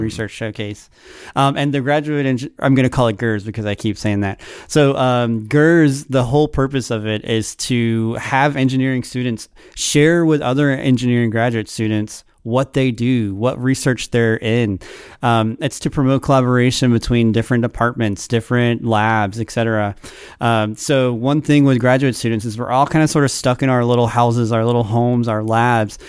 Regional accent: Saraland, Alabama, United States; moved away as an adult; now in Auburn, United States; I'm from Sareland

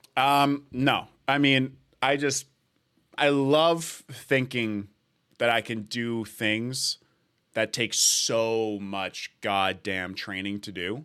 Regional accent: Edmonton, Alberta, Canada; now in Toronto, Canada; I'm born in Edmonton, living in Toronto.

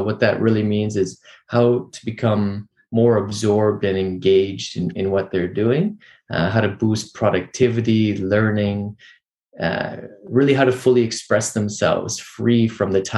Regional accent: Vancouver, British Columbia, Canada; I grew up here in Vancouver, Canada

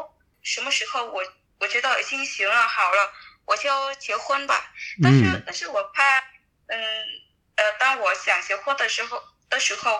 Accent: Bac Ninh, Vietnam; Chinese is a second language; 我的家乡在北宁，我我的家乡离河内很近的，骑摩托车一个小时就到了。

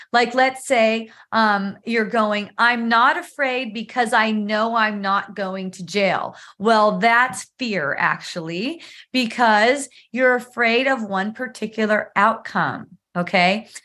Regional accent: California, United States; now in Palos Park, United States; we come from California

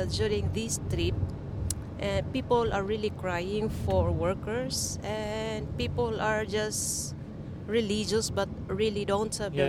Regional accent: Philippines; now in Albania; from the Philippines.

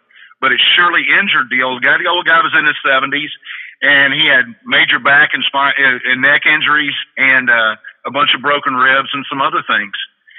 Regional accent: Texas, United States; As we know, I'm originally from Texas, but I've lived all over the country.

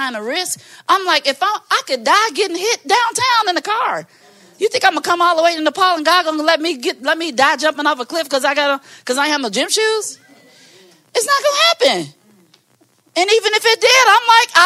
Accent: Maywood, Illinois, United States; I'm from Maywood

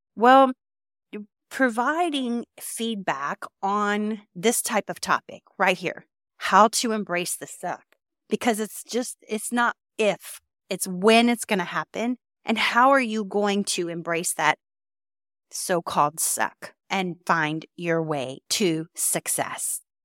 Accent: Texas, United States; I am from Texas

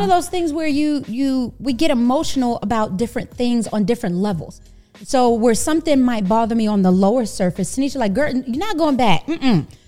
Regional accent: New York City, New York, United States; moved away as an adult; also born or lived in Texas; now in Dallas–Fort Worth, United States; I am a New Yorker, born and raised in Brooklyn

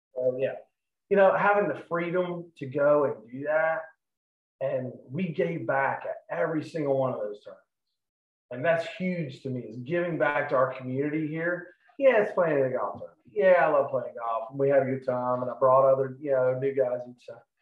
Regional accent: Charleston, United States; I'm from Charleston

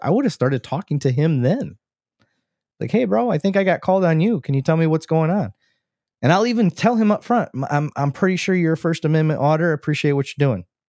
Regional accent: Flint, Michigan, United States; now in Texas, United States; we grew up around Flint, um, Mount Morris area.

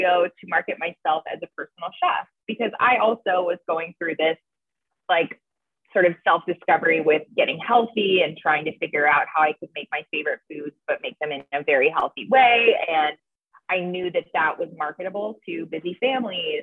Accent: Cleveland, Ohio, United States; moved away as an adult; also born or lived in Tampa, Florida; I moved back home to Cleveland from Tampa, Florida. I lived in Tampa for 3 years

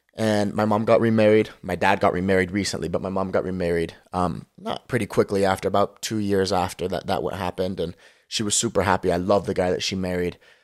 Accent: Lehi, Utah, United States; moved away as an adult; also born or lived in Martinez, California / Las Vegas, Nevada; I'm from Lehigh, Utah. Grew up in Lehigh, Utah

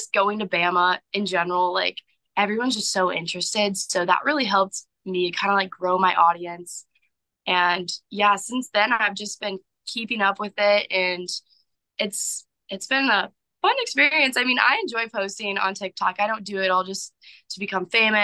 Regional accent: St. Louis, Missouri, United States; moved away as an adult; also born or lived in Tuscaloosa, Alabama; I was born and raised in St. Louis. I've lived here all my life.

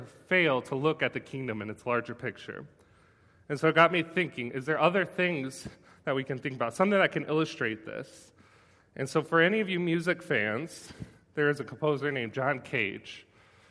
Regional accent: United States

